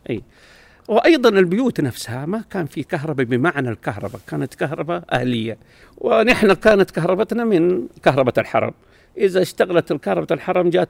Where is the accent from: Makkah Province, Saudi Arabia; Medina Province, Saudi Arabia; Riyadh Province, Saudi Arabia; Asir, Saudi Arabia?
Medina Province, Saudi Arabia; Medina; انا يا سيد الفاضل من مواليد المدينه المنوره منطقه بجوار الحرم اسمها دار الضيافه